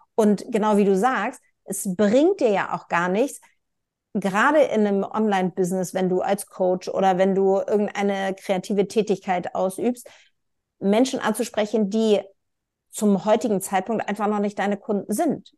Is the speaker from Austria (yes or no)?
no; Northern Germany, Germany; ich als Nord, also als Norddeutsche und halbe Schwedin